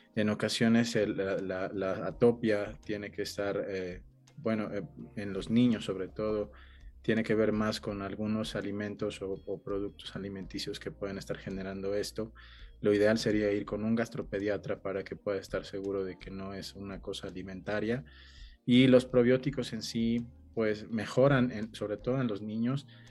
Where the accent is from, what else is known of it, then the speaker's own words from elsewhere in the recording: Mexico; los que nacimos en México